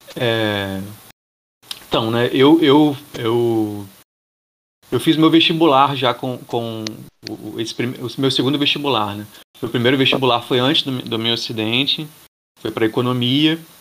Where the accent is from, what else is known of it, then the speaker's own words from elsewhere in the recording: Niterói, Rio de Janeiro, Brazil; also born or lived in Bahia; sou de Niterói.